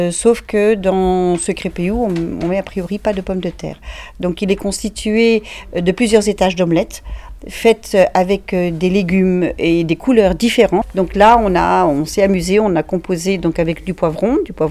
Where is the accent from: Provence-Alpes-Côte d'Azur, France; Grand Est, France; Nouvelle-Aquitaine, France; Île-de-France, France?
Provence-Alpes-Côte d'Azur, France; Marseille; je viens de l'Arche à Marseille.